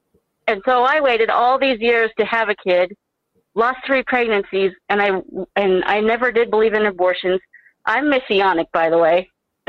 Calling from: Pueblo, Colorado, United States; I'm actually calling from Pueblo, Colorado.

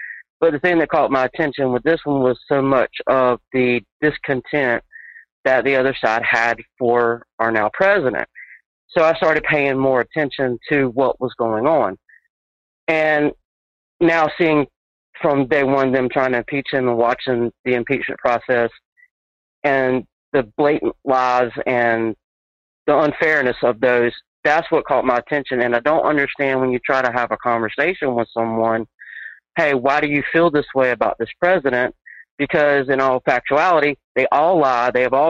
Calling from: North Carolina, United States; Hey, I'm … from North Carolina.

